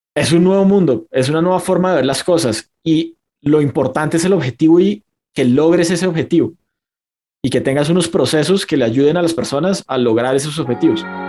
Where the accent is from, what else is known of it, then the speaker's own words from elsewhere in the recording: Bucaramanga, Santander, Colombia; mi ciudad natal eh, en Colombia, que se llama Bucaramanga